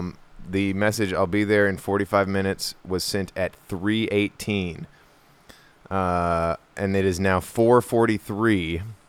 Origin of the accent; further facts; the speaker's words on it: Ukraine; I'm from the Ukraine.